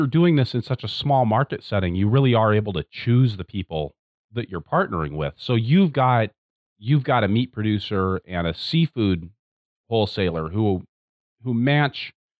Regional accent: Pacific Northwest, United States; now in Midwest, United States; after growing up in the Pacific Northwest.

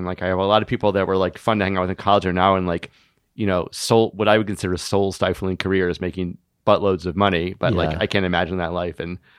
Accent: Atlanta, Georgia, United States; Yeah, I'm from Atlanta.

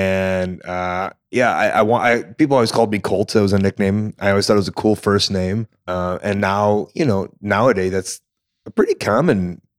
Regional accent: Deerfield, Illinois, United States; Deerfield, Illinois.

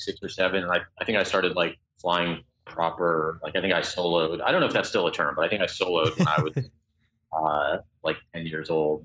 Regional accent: Colorado, United States; moved away; I'm originally from Colorado

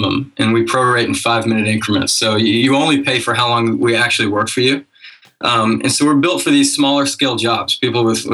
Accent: Knoxville, Tennessee, United States; also born or lived in Auburn, Alabama; now in Chattanooga, United States; I grew up in Knoxville

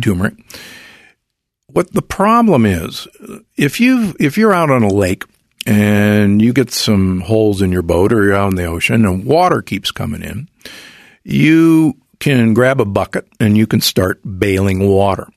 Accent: Omaha, Nebraska, United States; I grew up in Omaha, Nebraska

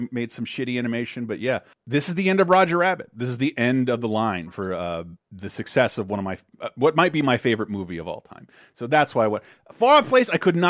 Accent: Florida, United States; I grew up in Florida.

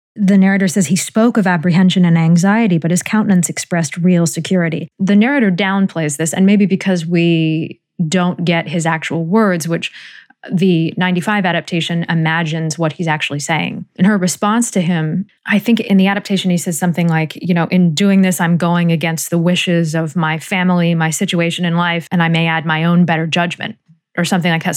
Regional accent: United States; as American readers

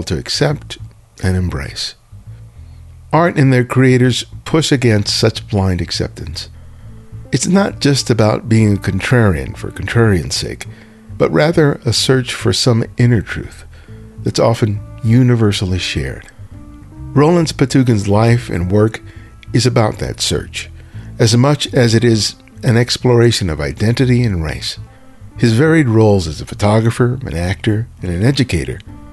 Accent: Los Angeles, California, United States; when I was growing up in South

